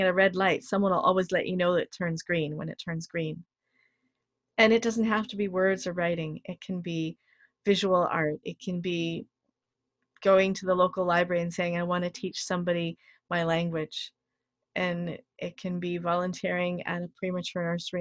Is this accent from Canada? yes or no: yes; Canada; I'm proud of being a Canadian.